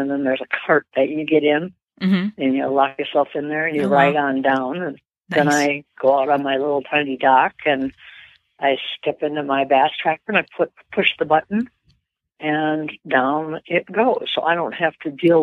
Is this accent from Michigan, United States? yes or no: yes; Menominee, Michigan, United States; now in Minnesota, United States; Menominee, Michigan, the Upper Peninsula, and that's where my fishing started. When I was 6 years old